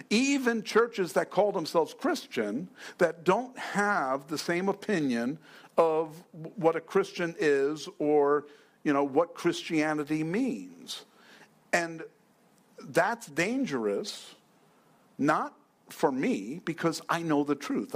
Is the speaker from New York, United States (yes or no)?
yes; New York, United States; now in Fountain Hills, United States; I'm from New York